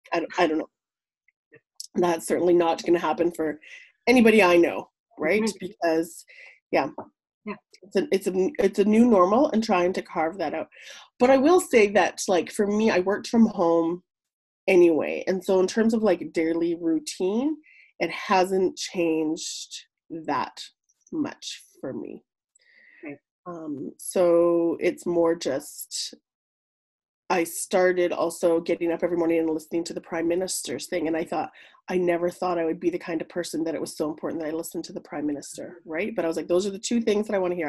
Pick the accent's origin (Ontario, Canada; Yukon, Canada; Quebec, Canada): Yukon, Canada; Whitehorse; now in Mayo, Canada; born and raised in Whitehorse, but I've been living in Mayo since 2003.